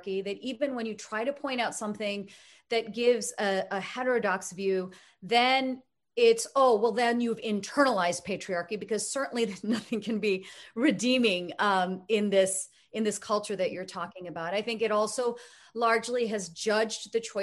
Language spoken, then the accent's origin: English; United States; being an American born and raised in the United States